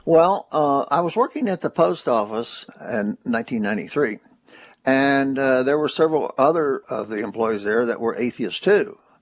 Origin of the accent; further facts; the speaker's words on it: Corbin, Kentucky, United States; I was born in Corbin, Kentucky on August the 8th, 1939.